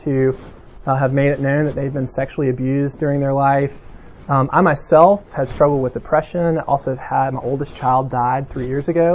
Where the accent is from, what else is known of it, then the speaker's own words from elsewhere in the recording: Mountain Brook, Alabama, United States; I was from Birmingham and particularly Mountain Brook